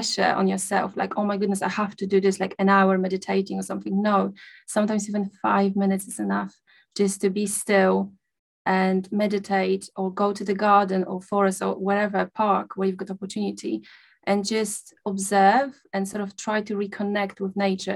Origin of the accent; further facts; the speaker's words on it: Poland; moved away; I grew up in a small village in Poland. I come from Poland.